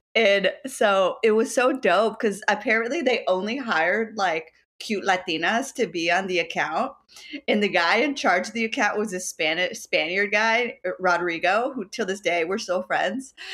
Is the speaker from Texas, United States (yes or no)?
yes; Dallas, Texas, United States; moved away as an adult; also born or lived in Houston, Texas / Lawrence, Kansas; now in New York City, United States; born in Houston, uh, but raised and lived most of my life in Dallas, Texas